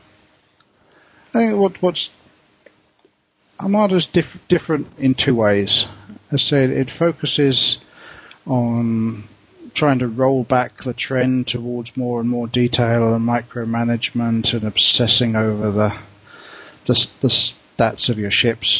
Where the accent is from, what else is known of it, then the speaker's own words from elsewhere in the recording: England, United Kingdom; also born or lived in Australia; now in Bangkok, Thailand; I'm English